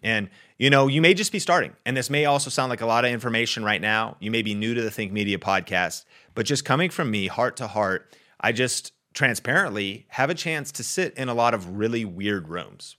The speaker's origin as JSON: {"language": "English", "town": "Arlington", "region": "Washington", "country": "United States", "tie": "born or raised there", "said": "I grew up in Arlington, Washington"}